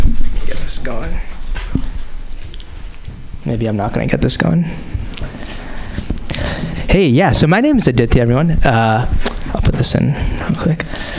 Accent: Boston, Massachusetts, United States; But I am from the Boston area originally.

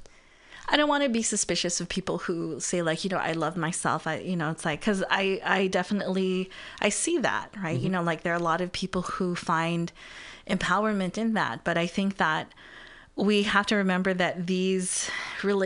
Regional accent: Guam; now in California, United States; we grew up on Guam and, you know, we came here to California

